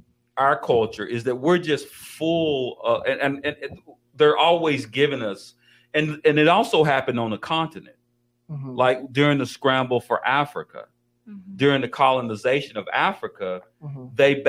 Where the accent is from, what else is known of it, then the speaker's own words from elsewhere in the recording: Colombia; I'm not Mexican. I'm from Colombia.